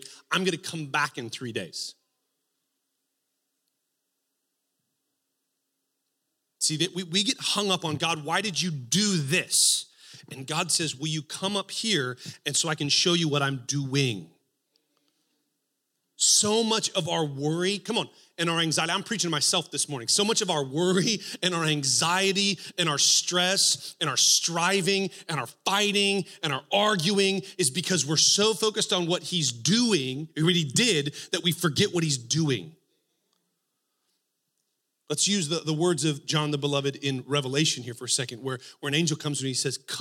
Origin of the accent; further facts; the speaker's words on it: Texas, United States; now in Spokane, United States; I grew up in Texas